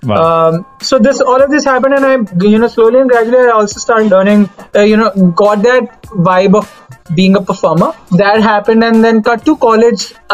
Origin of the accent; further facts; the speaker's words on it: Delhi, India; I'm from Delhi.